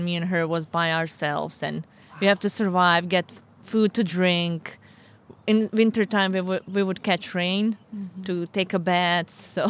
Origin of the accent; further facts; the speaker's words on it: Sarajevo, Federation of Bosnia and Herzegovina, Bosnia & Herzegovina; moved away as an adult; also born or lived in Zvornik, Bosnia; now in California, United States; My hometown is a small town in Bosnia named Zvornik, but mm-hmm. I grew up in Sarajevo. My parents moved when I was like 4 years old. Mm-hmm. So I grew up all my life in Sarajevo until I moved to California.